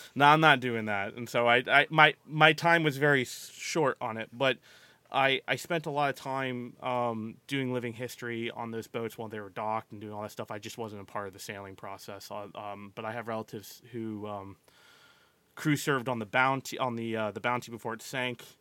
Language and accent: English; Maryland, United States; I grew up in Maryland, primarily on the bay, grew up, grew up on the water mainly